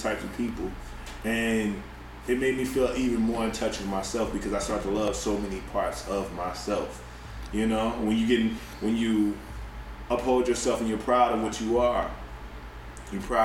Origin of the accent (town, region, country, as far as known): Tennessee, United States; born or raised there; moved away as an adult; also born or lived in Atlanta, Georgia; now in Chicago, United States